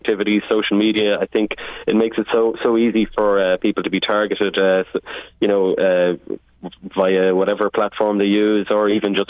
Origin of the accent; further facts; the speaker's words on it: Navan, Leinster, Ireland; I grew up in Navan.